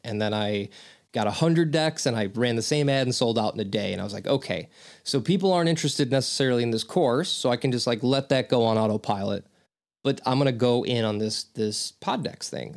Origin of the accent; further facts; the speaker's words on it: St. Louis, Missouri, United States; also born or lived in Chicagoland area; now in Aurora, United States; I was raised in Saint Louis, but I live in Ch-, the Chicagoland area.